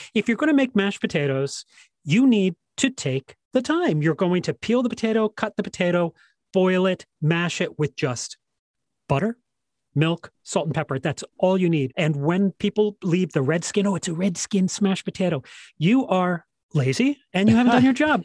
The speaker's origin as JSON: {"language": "English", "region": "England", "country": "United Kingdom", "said": "I am English"}